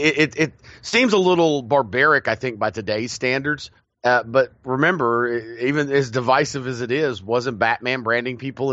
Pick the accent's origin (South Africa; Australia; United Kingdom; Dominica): United Kingdom; I think if you find like families, being British, a lot of, you know, elite families, royalty, you know, nobility, they have those family mausoleums